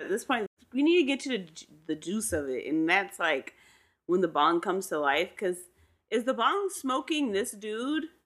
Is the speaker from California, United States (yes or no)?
yes; Southern California, United States; as a Southern California kid?